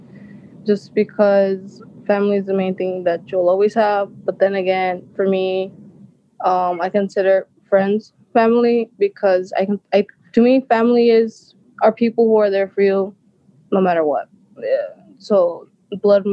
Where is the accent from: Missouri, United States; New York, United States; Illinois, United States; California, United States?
Illinois, United States; Zion; also born or lived in Waukegan; I was born in Waukegan, but I grew up in Zion